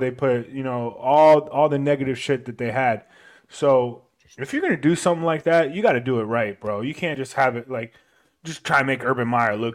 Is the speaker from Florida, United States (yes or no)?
yes; Florida, United States; Yeah, but we're, we're all from Florida, man.